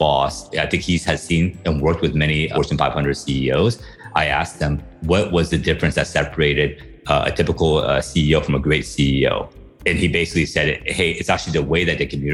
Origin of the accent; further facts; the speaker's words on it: United States; moved away as an adult; also born or lived in Taiwan / Beijing, China; now in Philippines; spent most of my time in the US, in the Midwest and on the East Coast.